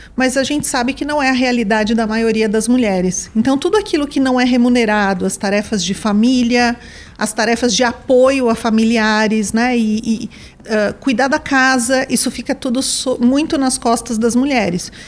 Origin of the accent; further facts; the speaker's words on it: São Paulo, Brazil; also born or lived in São Caetano do Sul; Eu nasci numa cidade do ABC, em São Caetano do Sul, mas fui criada em São Paulo